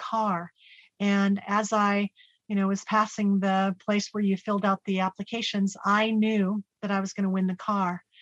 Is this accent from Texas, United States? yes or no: no; Salem, Oregon, United States; I was born in Salem, Oregon, and I was one of five children